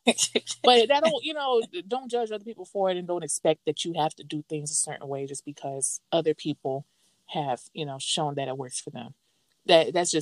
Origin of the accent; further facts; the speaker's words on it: the South, United States; I'm from the South